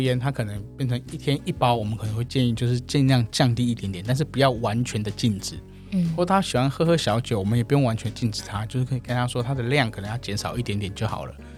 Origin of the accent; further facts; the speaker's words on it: Hsinchu, Taiwan; moved away as an adult; now in Taipei, Taiwan; 我本身是新竹人，大家在粉砖上面也会看到嗯。我是新竹的客家人